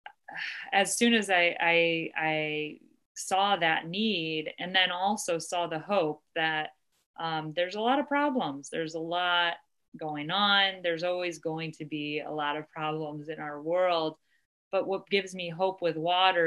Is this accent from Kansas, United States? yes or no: no; Ohio, United States; Ohio, my home state